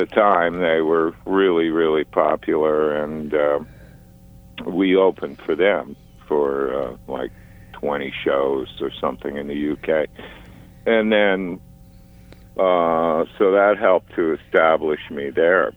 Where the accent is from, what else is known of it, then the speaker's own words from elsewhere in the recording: Ottawa, Ontario, Canada; moved away as an adult; also born or lived in Toronto / London, England; I was born in Toronto, but I grew up as a teenager in Ottawa, and that's where I started playing music